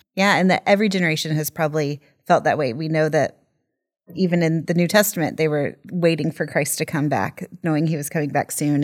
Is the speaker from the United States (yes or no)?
yes; United States; moved away; growing up as an American in the evangelical church in the eighties and nineties